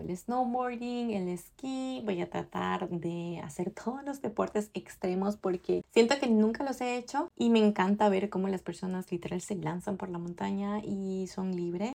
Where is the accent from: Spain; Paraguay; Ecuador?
Ecuador; now in Canada; yo soy de Ecuador y no tenía una vida tan ocupada como la tengo acá en Canadá